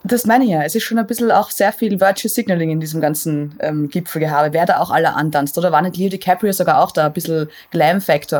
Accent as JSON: {"language": "German", "country": "Austria", "said": "ich komme aus Österreich"}